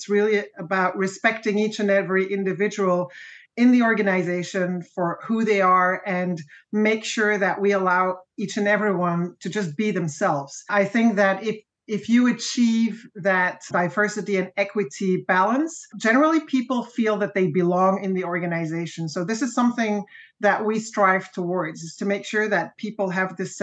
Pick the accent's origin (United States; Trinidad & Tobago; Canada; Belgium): Belgium; moved away as an adult; also born or lived in France; now in United Kingdom; I'm from Belgium origin, and I lived and worked in Belgium, France, and I'm now based in the UK.